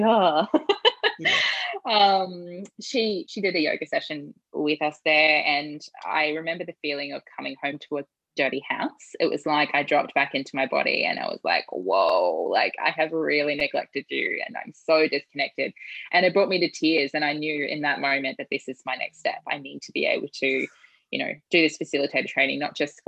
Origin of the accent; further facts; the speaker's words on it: New Zealand; I grew up in New Zealand